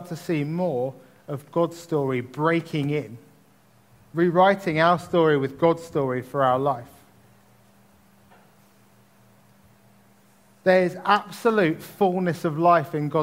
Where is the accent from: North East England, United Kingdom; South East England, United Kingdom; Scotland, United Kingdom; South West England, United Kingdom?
South East England, United Kingdom; Tunbridge Wells; the household I grew up in Tunbridge